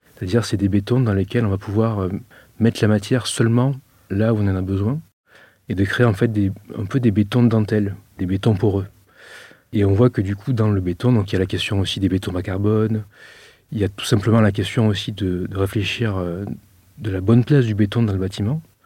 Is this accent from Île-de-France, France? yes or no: no; Arles, Provence-Alpes-Côte d'Azur, France; accent: accent du midi; je suis originaire de la ville d'Arles